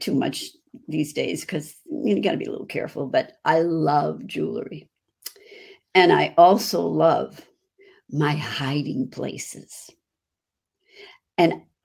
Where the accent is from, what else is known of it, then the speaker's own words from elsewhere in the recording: Chicago, Illinois, United States; accent: Chicago; That's my Chicago accent.